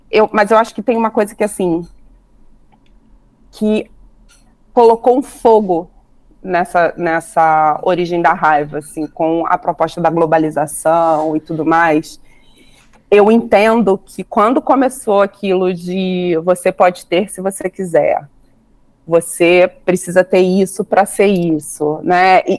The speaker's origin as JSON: {"language": "Portuguese", "region": "Rio de Janeiro", "country": "Brazil", "tie": "born there", "said": "Eu sou nascida no Rio."}